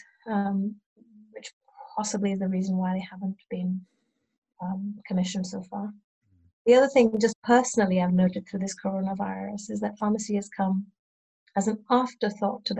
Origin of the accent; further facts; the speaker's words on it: Cheshire, North West England, United Kingdom; now in Brighton, United Kingdom; I grew up in Cheshire